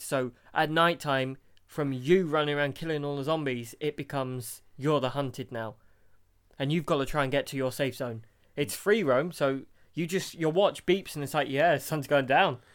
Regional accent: United Kingdom; we're British

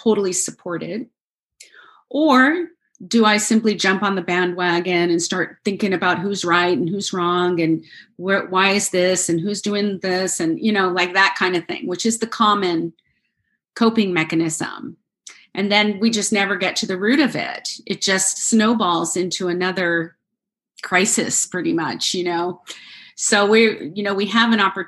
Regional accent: United States; I grew up in the United States

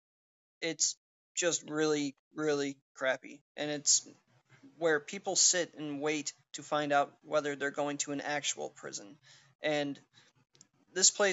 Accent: Milwaukee, Wisconsin, United States; I'm from Milwaukee, Wisconsin

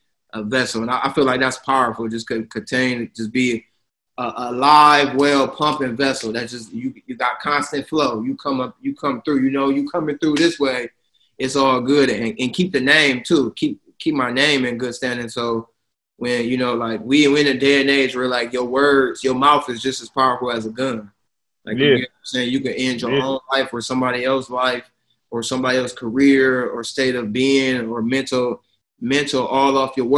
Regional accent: Toledo, Ohio, United States; now in New York, United States; I'm from Toledo, Ohio, the Midwest

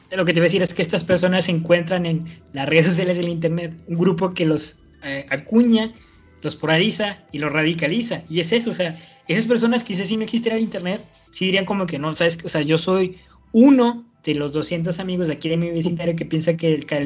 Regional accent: Mexico; Entonces, si nosotros como mexicanos no defendemos a ellos, estamos incurriendo, primero, en violar a la constitución

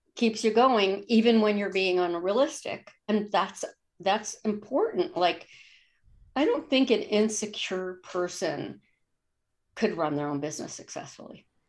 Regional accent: East Coast, United States; now in Olympia, United States; I'm from the East Coast, and when I would go back home once or twice a year

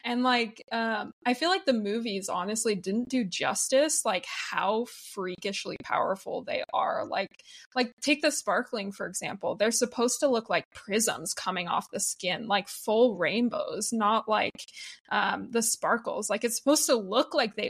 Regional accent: Utah, United States; growing up in Utah and being around that culture.

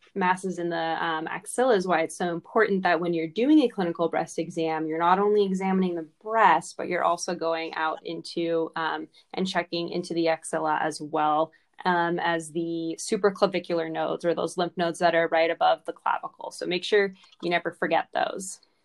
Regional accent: California, United States; moved away; also born or lived in Las Vegas, Nevada; coming from California originally and then being in Vegas

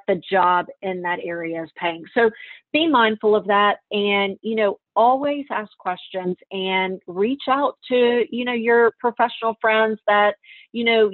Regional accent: Meridian, Mississippi, United States; I'm from Meridian, Mississippi

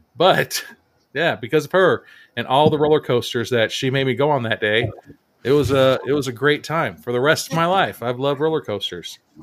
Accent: San Diego, California, United States; we born and raised in San Diego

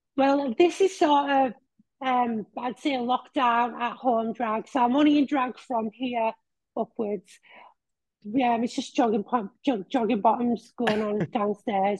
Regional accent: Billingham, North East England, United Kingdom; Billingham, which is my hometown.

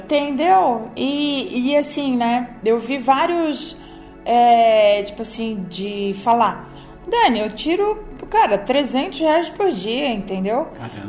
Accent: Santa Catarina, Brazil; moved away; eu venho do, do estado de Santa Catarina

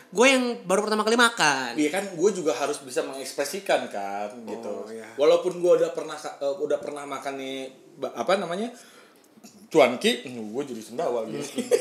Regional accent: West Java, Indonesia; Iya kalau gue sih orang Sunda

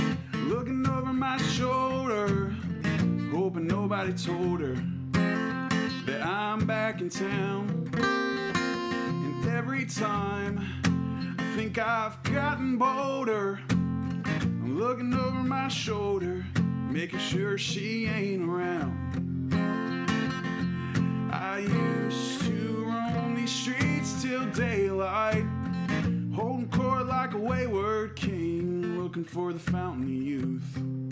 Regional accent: Huntington, West Virginia, United States; from Huntington, West Virginia, and we're in Pilsen, Illinois, right outside of Chicago, and I'm playing another West Virginia artist song.

